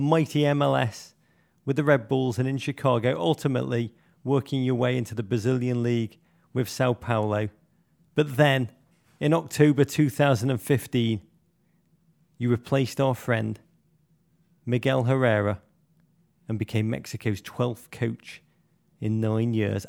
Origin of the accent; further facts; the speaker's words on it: England, United Kingdom; I say that as an Englishman